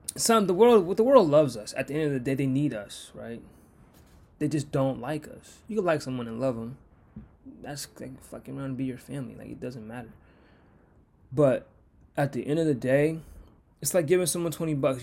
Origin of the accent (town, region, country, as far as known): United States